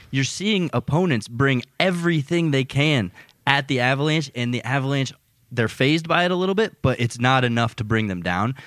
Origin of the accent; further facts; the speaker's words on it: United States; as an American